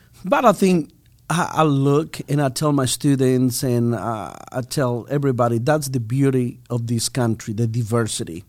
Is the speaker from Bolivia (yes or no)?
yes; Bolivia; English is a second language; moved away as an adult; now in United States; I'm from Bolivia